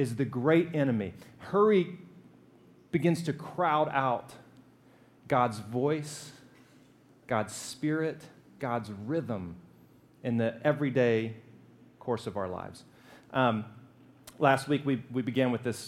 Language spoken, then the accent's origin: English; Alabama, United States; I'm from Alabama. We fry everything.